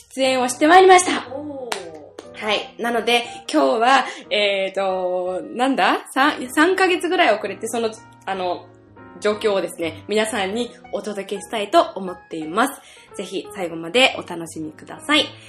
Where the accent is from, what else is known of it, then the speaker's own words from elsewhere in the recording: Sayama, Saitama, Japan; now in Yokohama, Japan; 私の地元はですねここ埼玉県狭山市なので、えー、所沢から本当すぐ近いところで生まれ育ったんですけれども今横浜に住んでまして